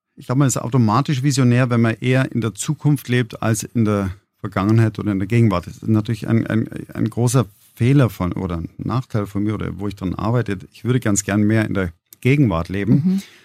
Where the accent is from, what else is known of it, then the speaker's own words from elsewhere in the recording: Gmund am Tegernsee, Bavaria, Germany; Ich bin am Tegensee aufgewachsen äh, in unserer kleinen Papierfabrik